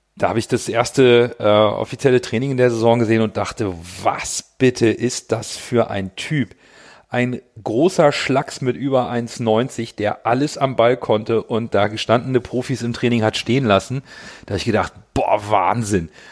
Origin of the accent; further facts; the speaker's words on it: Hamburg, Germany; bin Hamburger, 42 Jahre alt